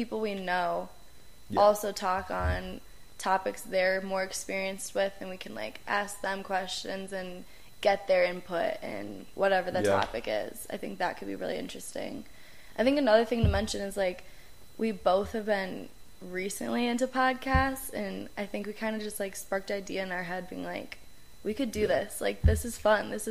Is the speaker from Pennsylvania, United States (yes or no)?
no; Chicago suburbs, Illinois, United States; moved away as an adult; also born or lived in Boulder, Colorado; now in Denver, United States; I guess I'm from Chicago suburbs. I guess we both are. That's where we met and grew up together